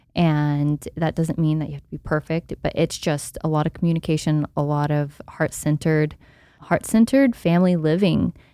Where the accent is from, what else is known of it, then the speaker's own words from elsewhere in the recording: Texas, United States; I grew up in Texas